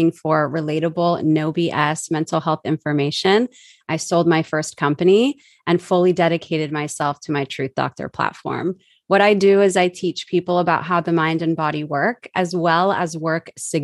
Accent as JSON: {"language": "English", "area": "Southern Orange County", "region": "California", "country": "United States", "tie": "born or raised there", "said": "I was born in Southern Orange County, California, to teenage parents who did not work out. Just a couple months after I was born, I grew up in my grandparents' house"}